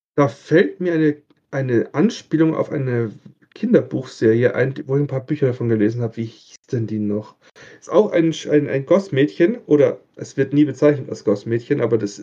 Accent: Bavaria, Germany; Ich komme aus Bayern

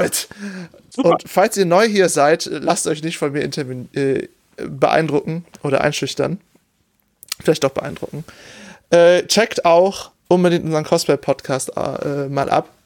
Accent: Oberbergisches Land, North Rhine-Westphalia, Germany; ich komme aus dem Oberbergischen, das ist alles sehr bergig

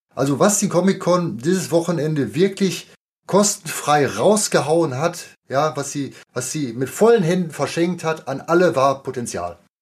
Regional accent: near Dortmund, North Rhine-Westphalia, Germany; ich komme auch aus der Nähe von Dortmund

